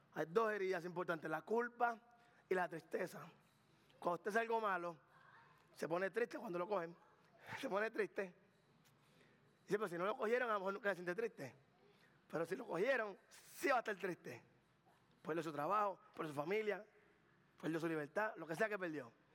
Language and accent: Spanish; Carolina, Puerto Rico; yo soy de Carolina, Puerto Rico del barrio